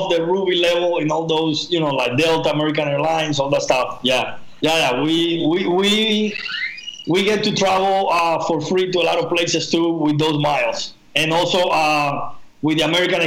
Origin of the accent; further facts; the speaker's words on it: Cuba; moved away as an adult; also born or lived in Spain; I grew up in Cuba, you know, the first 18 years of my life, I was in Cuba